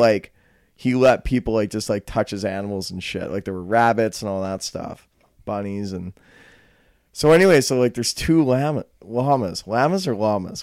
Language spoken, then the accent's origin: English; Calgary, Alberta, Canada; I'm from Calgary. So, I mean, I'm more of a city slicker in a way